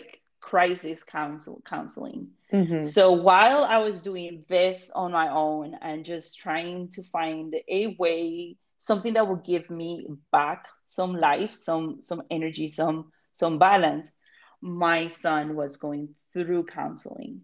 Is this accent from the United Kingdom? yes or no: no; Colombia; moved away; I'm not American, right? I'm from Colombia.